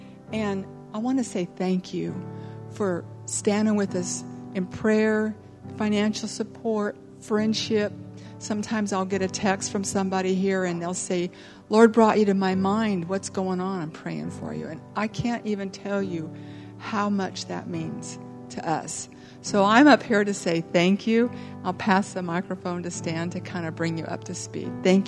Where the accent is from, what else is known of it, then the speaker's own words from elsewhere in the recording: Colorado, United States; moved away as an adult; now in Brazil; We're from Colorado originally